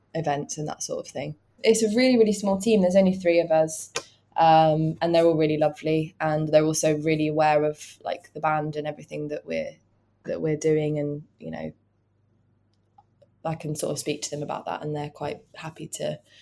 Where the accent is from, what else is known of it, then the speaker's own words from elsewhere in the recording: Aylesbury, South East England, United Kingdom; moved away as an adult; also born or lived in London / Brighton; I'm not from Aylesbury anymore